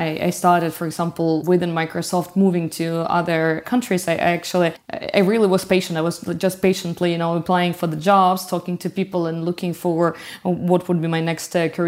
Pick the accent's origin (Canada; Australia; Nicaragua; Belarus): Belarus; moved away as an adult; also born or lived in France; now in Paris, France; by origin, I'm from Belarus, but it's been ages I left the country. And for the last 11 years, I'm living here in France